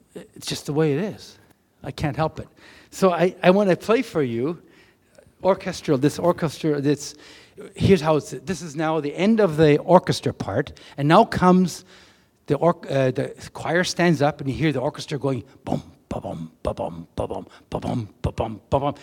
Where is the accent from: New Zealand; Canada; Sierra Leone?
Canada; we come from Canada